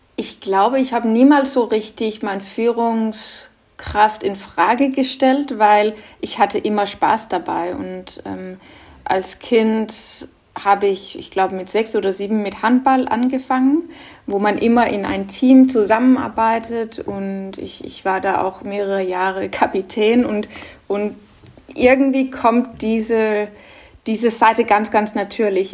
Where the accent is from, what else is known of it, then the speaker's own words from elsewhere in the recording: Norway; German is a second language; moved away; also born or lived in Denmark; Ich bin ja ursprünglich Dänin, aber in Norwegen groß geworden